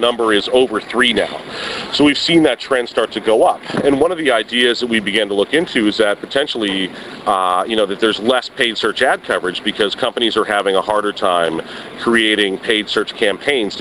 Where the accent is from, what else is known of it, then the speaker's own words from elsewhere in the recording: Miami, Florida, United States; I grew up in Miami